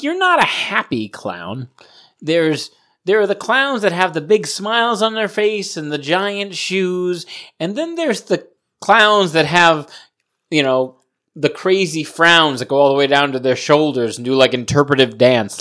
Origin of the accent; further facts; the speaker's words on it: Providence, Rhode Island, United States; I grew up in Providence